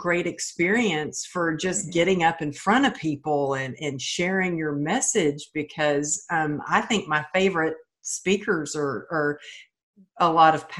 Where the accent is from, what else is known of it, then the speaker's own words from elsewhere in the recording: Texas, United States; I grew up in the Bible Belt of Texas.